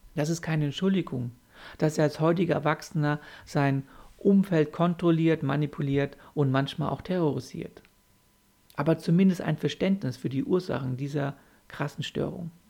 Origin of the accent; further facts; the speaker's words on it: Germany; bei uns in Deutschland